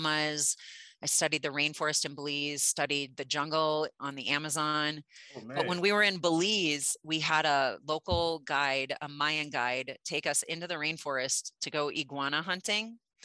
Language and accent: English; Midwest, United States; I grew up in the Midwest in a big time fishing family